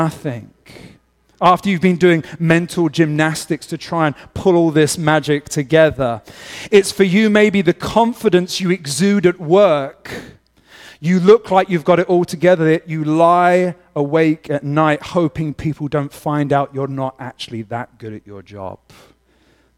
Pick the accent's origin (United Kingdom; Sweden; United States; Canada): United Kingdom; England; moved away; as an Englishman.